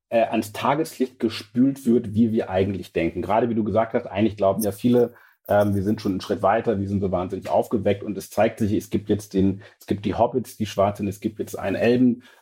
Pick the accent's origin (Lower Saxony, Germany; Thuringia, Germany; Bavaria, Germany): Lower Saxony, Germany; Und ich bin ja Ostfriese und ich komme ja von so einem 800-Seelendorf.